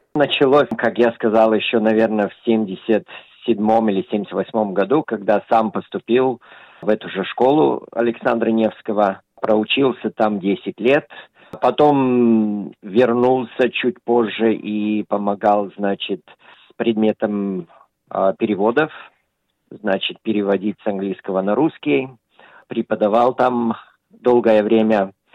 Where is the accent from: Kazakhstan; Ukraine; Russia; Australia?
Australia; когда я рос, в Австралии часто проходились советские кинофестивали